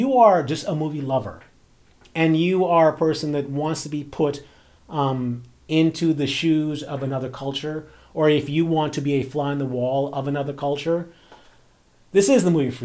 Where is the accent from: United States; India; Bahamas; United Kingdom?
Bahamas; as a person who grew up in a black community, like, I'm from the Bahamas